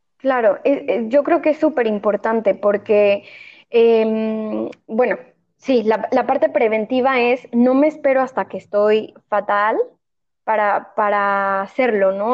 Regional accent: Mexico; moved away as an adult; now in Spain; yo vivo en España, soy mexicana, pero vivo en España

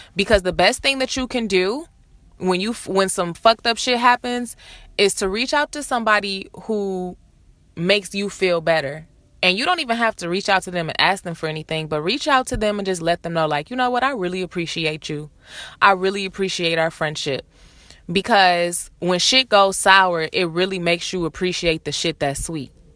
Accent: Detroit, Michigan, United States; moved away as an adult; now in Los Angeles, United States; I'm from Detroit. I'm live in LA. I've been in LA for four years

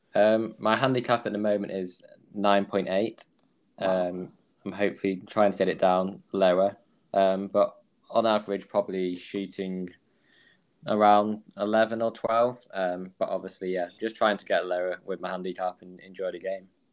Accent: Manchester, North West England, United Kingdom; I'm from Manchester in England.

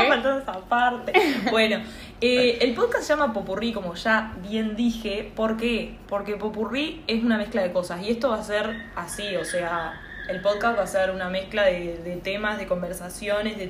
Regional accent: Uruguay; moved away as an adult; now in Montevideo, Uruguay; soy del interior de, Uruguay

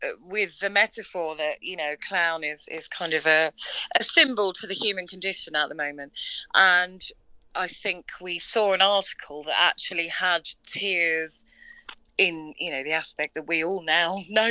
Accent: London, United Kingdom; now in Tollesbury, United Kingdom; I was born in London

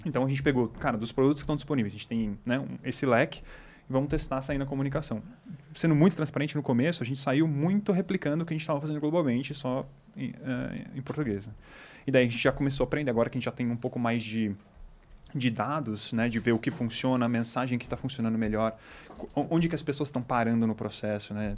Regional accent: Botucatu, São Paulo, Brazil; moved away; eu sou do interior de São Paulo. De, eu sou de uma cidade de Botucatu.

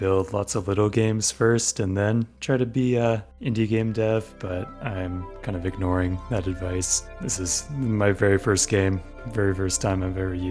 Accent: United States; now in Scotland, United Kingdom; I'm an American living in Scotland right now

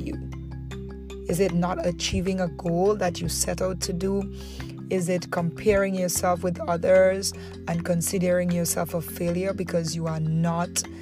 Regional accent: Dominica; moved away as an adult; also born or lived in Antigua; now in Antigua and Barbuda; I moved to Antigua from Dominica

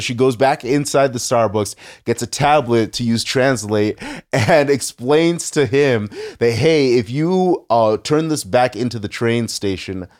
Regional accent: United States; as an American

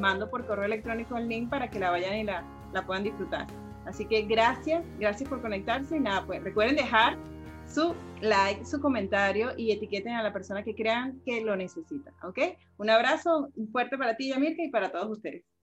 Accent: Caracas, Capital District, Venezuela; no, yo soy de Caracas

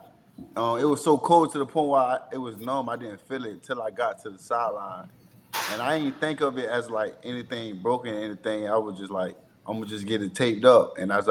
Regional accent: Jacksonville, Florida, United States; I'm from Jacksonville, Florida.

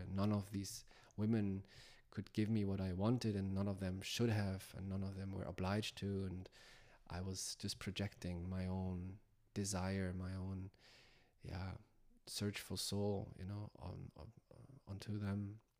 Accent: Hamburg, Germany; moved away; my home where I grew up in Hamburg, Germany

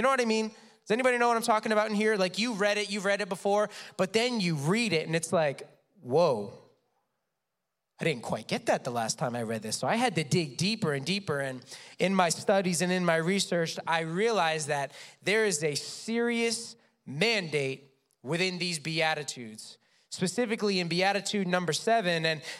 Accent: Massachusetts, United States; I'm a New England boy. I'm from Massachusetts.

